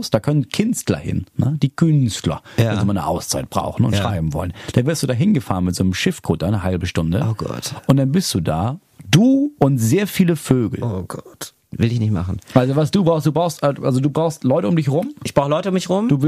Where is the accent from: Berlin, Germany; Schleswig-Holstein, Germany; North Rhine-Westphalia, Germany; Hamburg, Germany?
Schleswig-Holstein, Germany; ich komme aus Schleswig-Holstein.